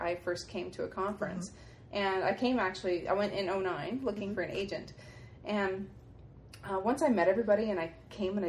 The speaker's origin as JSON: {"language": "English", "town": "Halifax", "region": "Nova Scotia", "country": "Canada", "said": "I'm from Halifax in Nova Scotia, Canada"}